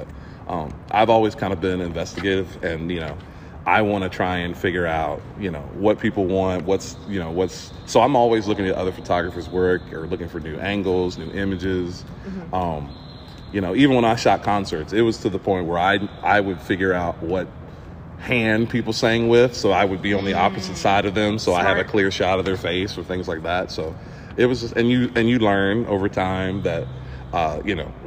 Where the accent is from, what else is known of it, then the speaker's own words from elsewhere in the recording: Virginia, United States; I'm from Virginia.